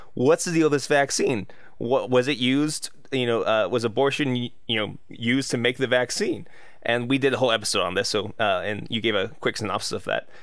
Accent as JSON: {"language": "English", "country": "United States", "said": "I'm American"}